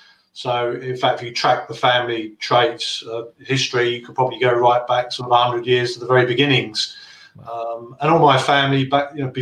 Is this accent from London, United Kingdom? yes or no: yes; Plumstead, London, United Kingdom; born there; But, I mean, as it happens, I was born in Plumstead. So I was kind of a generation that's popped out of the East End.